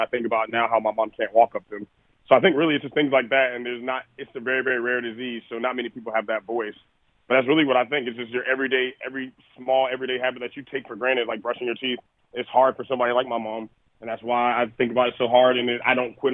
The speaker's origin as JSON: {"language": "English", "region": "North Carolina", "country": "United States", "tie": "born or raised there", "said": "North Carolina, my home state"}